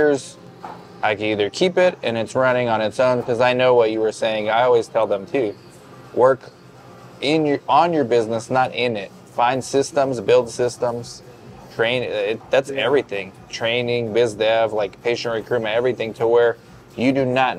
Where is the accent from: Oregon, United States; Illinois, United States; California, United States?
California, United States; Orange County; moved away as an adult; also born or lived in Inland Empire, California; now in Yuma, United States; I'm from Orange County. From 2005 till 2021, when we moved here, I was in Orange County, Inland Empire, doing research sites